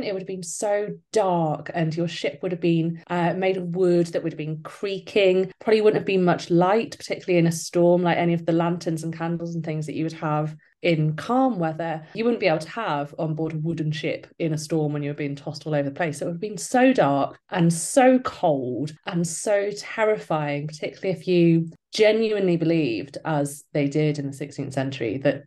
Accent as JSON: {"language": "English", "town": "Newcastle upon Tyne", "region": "North East England", "country": "United Kingdom", "said": "I am a historical novelist from Newcastle"}